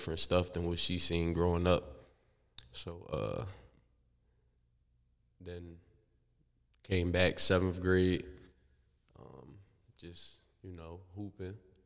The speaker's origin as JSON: {"language": "English", "town": "Philadelphia", "region": "Pennsylvania", "country": "United States", "tie": "born or raised there", "said": "I'm from North Philly originally, 10th and Clearfield, 11th and Indiana"}